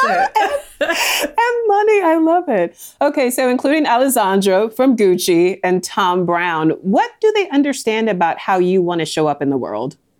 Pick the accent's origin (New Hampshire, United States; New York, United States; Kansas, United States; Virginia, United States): Virginia, United States; Northern; born or raised there